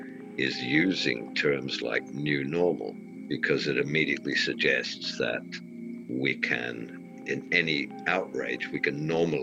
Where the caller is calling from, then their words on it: East of England, United Kingdom; North Cambridgeshire in the fabulous Fens.